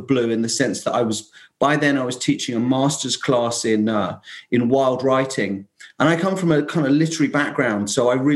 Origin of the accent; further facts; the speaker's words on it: London, United Kingdom; moved away as an adult; now in Essex, United Kingdom; I'm actually in that little old island, England, about an hour northeast of London, where I come from